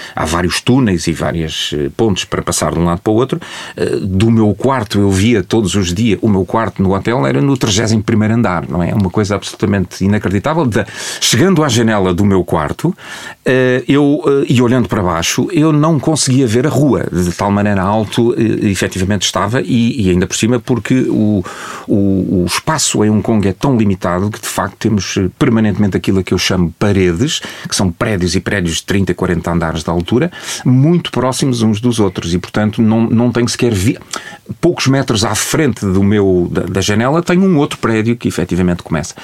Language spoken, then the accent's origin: Portuguese; Portugal; como português